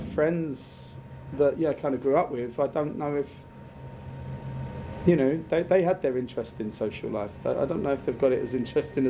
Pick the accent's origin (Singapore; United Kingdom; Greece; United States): United Kingdom; Dartford, South East England; also born or lived in Peckham / Bermondsey; I was born and raised in Dartford, so the arsehole of Kent.